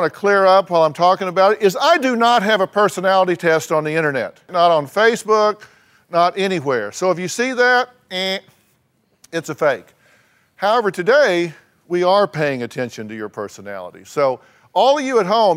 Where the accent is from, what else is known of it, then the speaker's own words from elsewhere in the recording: Texas, United States; I'm from Texas